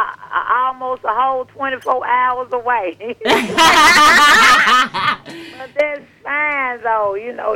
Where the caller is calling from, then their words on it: Jackson, Mississippi, United States; I'm calling from Jackson, Mississippi.